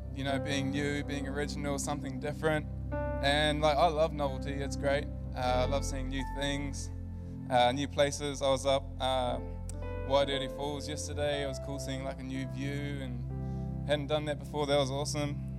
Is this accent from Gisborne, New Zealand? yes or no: no; Whangarei, Northland, New Zealand; moved away as an adult; I'm from Whangarei. Came down here to study a few years ago